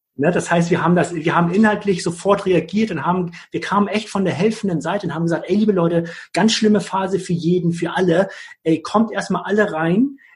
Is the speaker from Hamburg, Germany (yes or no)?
yes; Hamburg, Germany; als Hamburger Jung